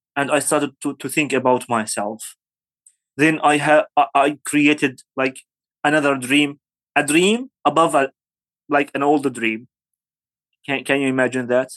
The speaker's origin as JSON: {"language": "English", "country": "Syria", "also_born_or_lived": "Aleppo, Syria", "second_language": "English", "moved": "as an adult", "lives_now": "Kurdistan Region, Iraq", "said": "I'm from Syria"}